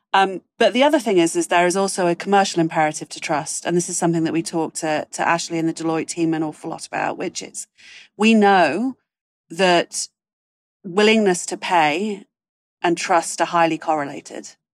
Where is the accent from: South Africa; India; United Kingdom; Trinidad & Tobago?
United Kingdom; moved away; as a Brit abroad